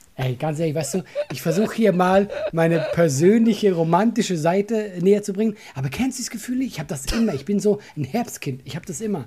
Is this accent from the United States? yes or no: no; Switzerland; now in Germany; ich bin ja Schweizer